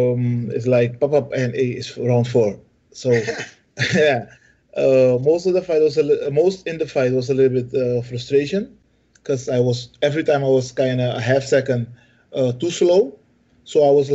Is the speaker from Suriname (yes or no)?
yes; Suriname